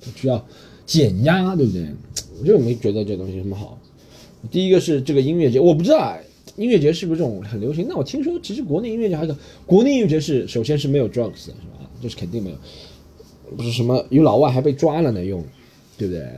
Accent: Shanghai, China; 我是个上海人

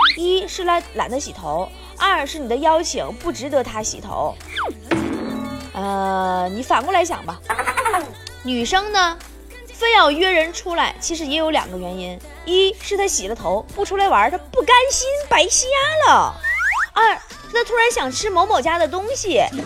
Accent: China; 我们中国人啊，就这点好

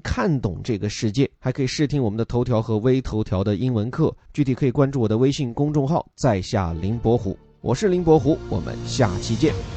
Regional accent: China; 我们中国人

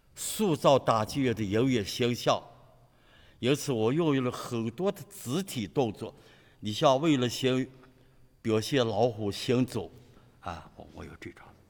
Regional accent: Xi'an, Shaanxi, China; 我是来自陕西西安

